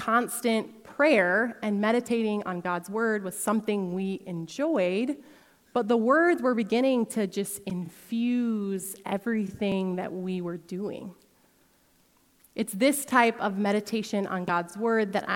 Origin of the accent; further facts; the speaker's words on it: Sioux Falls, South Dakota, United States; also born or lived in Holland, Michigan; I grew up here in Sioux Falls, but for a season, my husband Tyson and I lived in Holland, Michigan